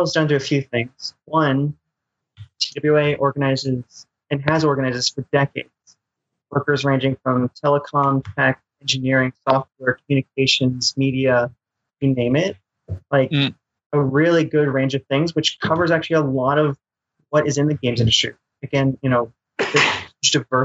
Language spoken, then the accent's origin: English; Midwest, United States; accent: Midwestern; my Midwestern crappy accent.